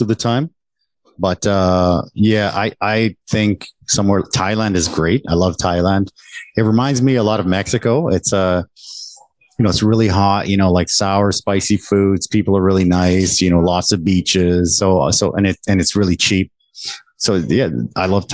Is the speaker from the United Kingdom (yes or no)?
no; Canada; moved away as an adult; now in Taiwan; I was the first one born there, born and raised in Canada. And I came to Taiwan about 20 years ago now.